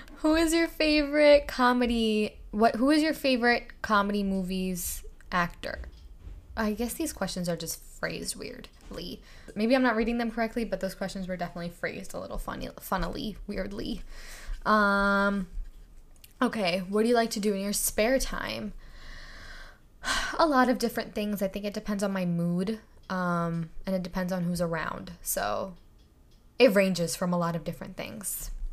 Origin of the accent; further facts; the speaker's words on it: India; moved away; I grew up in India